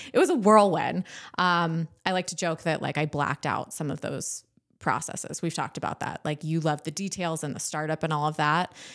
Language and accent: English; Southern California, United States; moved away as an adult; I grew up in Southern California